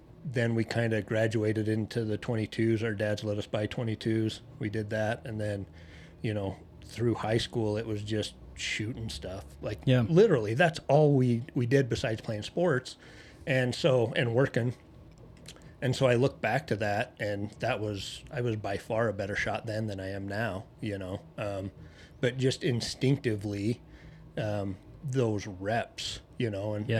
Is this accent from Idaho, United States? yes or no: yes; Mud Lake, Idaho, United States; I'm a hillbilly from Mud Lake, Idaho